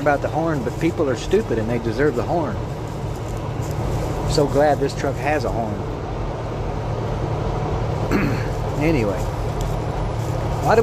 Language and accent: English; United States; American citizens like myself